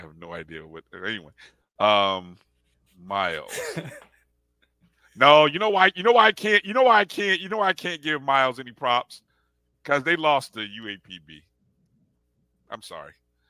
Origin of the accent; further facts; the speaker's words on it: Indianapolis, Indiana, United States; the beautiful city of Indianapolis, Indiana, my hometown.